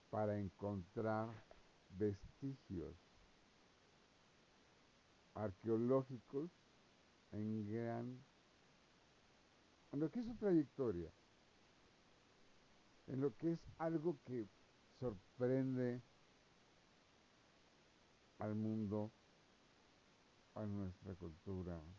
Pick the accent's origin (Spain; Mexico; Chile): Mexico; O sea, yo digo, soy mexicano, me gusta la arqueología